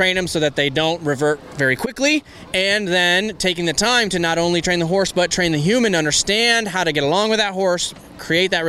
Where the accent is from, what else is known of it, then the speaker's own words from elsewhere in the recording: Michigan, United States; now in Ocala, United States; I'm from Michigan